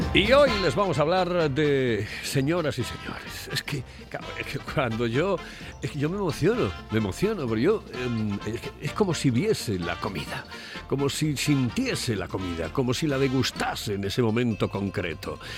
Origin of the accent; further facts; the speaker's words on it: Oviedo, Asturias, Spain; soy de Oviedo